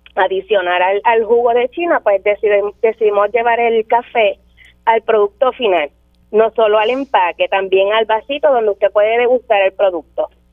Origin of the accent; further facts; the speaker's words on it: Maricao, Puerto Rico; now in Las Marías, Puerto Rico; somos natural de Maricao, del pueblo de Maricao